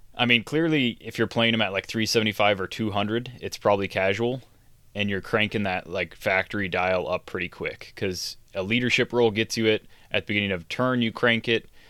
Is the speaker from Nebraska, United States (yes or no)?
yes; Funk, Nebraska, United States; my hometown-ish area of Funk, Nebraska